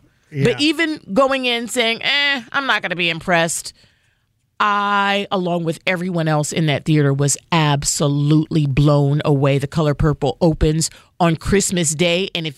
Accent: New Jersey, United States; I grew up in New Jersey. There were a lot of Jewish kids in my community

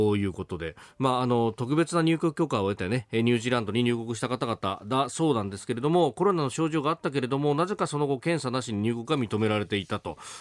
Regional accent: Yokosuka, Kanagawa, Japan; 私もあの基地の町横須賀で育ちましたんで

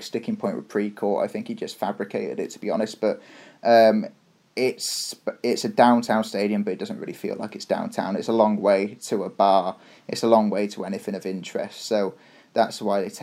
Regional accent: Shrewsbury, West Midlands, United Kingdom; now in Toronto, Canada; where are you from? I was like, Shrewsbury

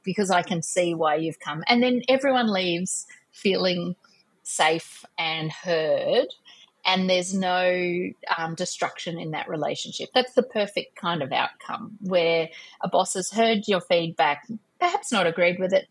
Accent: Australia; I'm an Australian

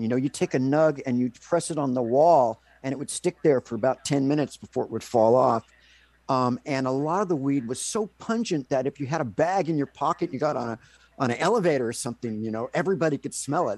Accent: California, United States; also born or lived in Los Angeles / Lake Tahoe; now in Seattle, United States; I'm from California

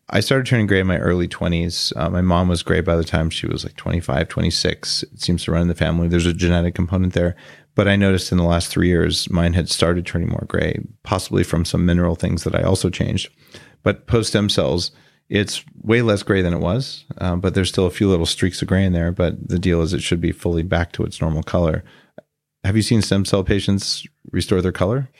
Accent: New Mexico, United States; I grew up in New Mexico

